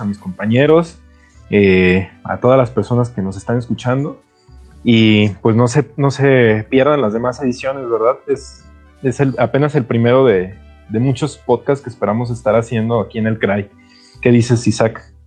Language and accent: Spanish; Mexico